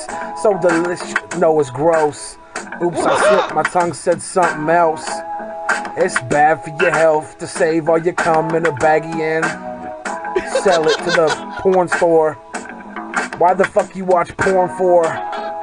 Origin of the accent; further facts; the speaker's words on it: Seattle, Washington, United States; I'm a Seahawks fan. I'm from Seattle.